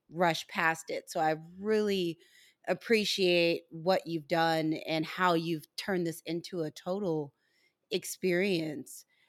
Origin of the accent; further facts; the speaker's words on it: St. Louis, Missouri, United States; my hometown of Saint Louis, Missouri